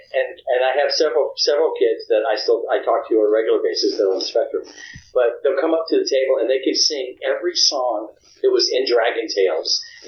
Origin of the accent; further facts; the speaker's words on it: the South, United States; I think what it is that, you know, I'm from the South. I was a little Southern kid, and it feels like a dream to me.